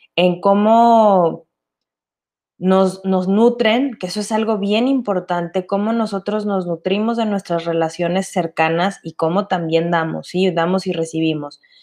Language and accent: Spanish; Mexico; Nosotros como latinos y mexicanos